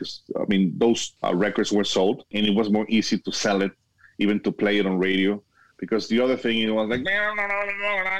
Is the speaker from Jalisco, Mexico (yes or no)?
yes; Guadalajara, Jalisco, Mexico; moved away as an adult; also born or lived in Miami, Florida; now in El Paso, United States; I was born and raised in Guadalajara, Mexico, but now I'm living in El Paso, Texas.